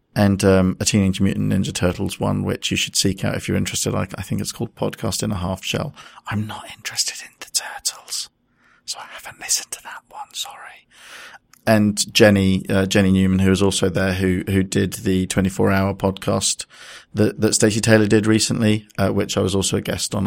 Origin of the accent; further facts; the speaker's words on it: United Kingdom; we're mostly British